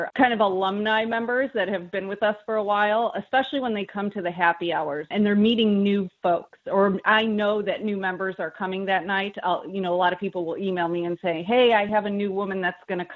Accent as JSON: {"language": "English", "region": "Midwest", "country": "United States", "moved": "as an adult", "lives_now": "Washington, D.C., United States", "said": "We're both from the Midwest."}